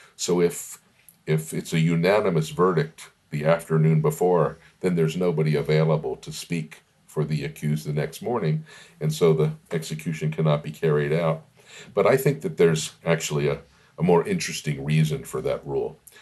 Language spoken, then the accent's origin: English; Macon, Georgia, United States; also born or lived in Miami, Florida; I moved to Macon when I was eight years old in 1967